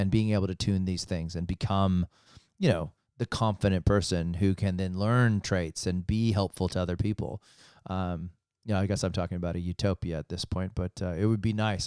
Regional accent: United States; being an American, uh, in growing up in the States

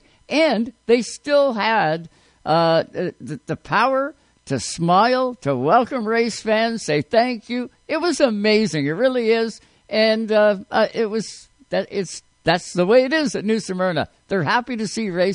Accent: Canada; As a Canadian race fan

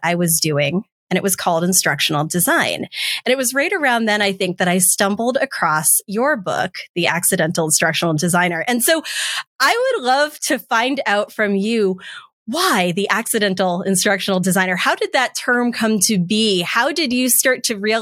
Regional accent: Massachusetts, United States; moved away as an adult; now in Washington, D.C. area, United States; I'm also from Massachusetts originally

